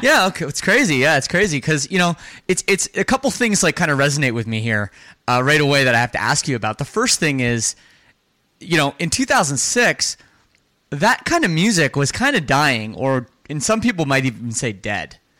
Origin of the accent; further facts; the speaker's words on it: Toronto, Ontario, Canada; I'm from Canada. I grew up in the Toronto suburbs of Canada